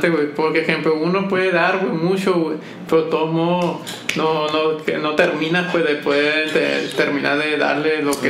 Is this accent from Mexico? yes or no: yes; Mexico; más para uno como mexicano, como que, verga, güey, muy.